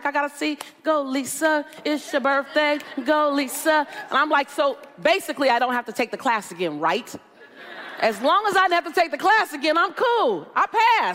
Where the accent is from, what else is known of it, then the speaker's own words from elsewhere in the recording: Los Angeles, California, United States; I'm from South Central LA.